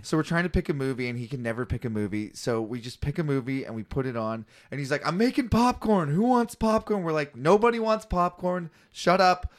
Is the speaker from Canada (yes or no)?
yes; Canada; I'm a comic from Canada